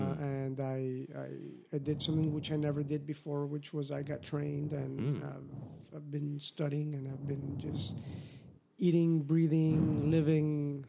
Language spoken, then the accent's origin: English; Miami, Florida, United States; moved away as an adult; also born or lived in California; now in Hawaii, United States; I am from Miami.